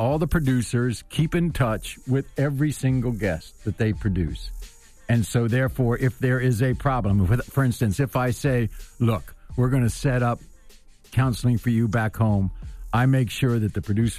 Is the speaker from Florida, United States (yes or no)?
no; Washington, District of Columbia, United States; I grew up in Washington, D.C., so I'm kind of a local kid, and I've been around government most of my life.